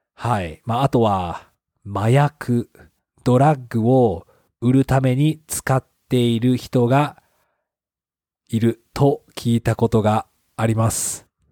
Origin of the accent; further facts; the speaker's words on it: Japan; 私の地元の友達は Tinder はあまり使っていない